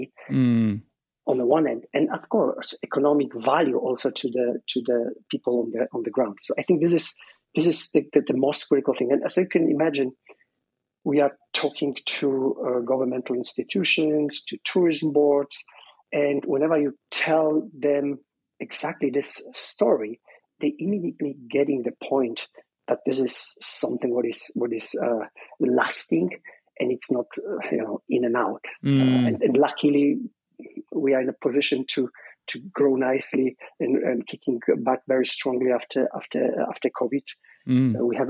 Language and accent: English; southwest Poland, Poland; moved away as an adult; I was born in Poland, in the southwest of Poland, which used to be German part